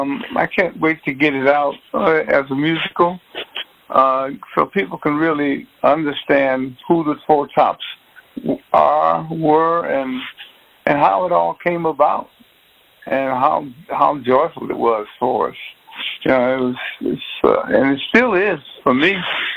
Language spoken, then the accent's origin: English; Detroit, Michigan, United States; I know how to get out from growing up in Detroit.